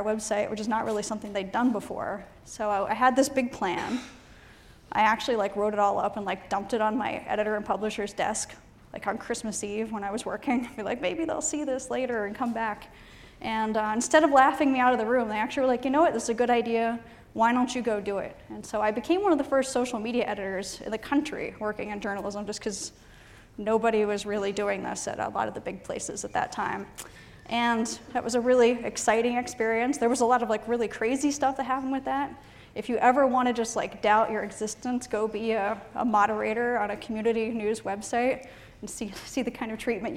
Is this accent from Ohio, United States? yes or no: yes; Ohio, United States; moved away; I'm from Ohio originally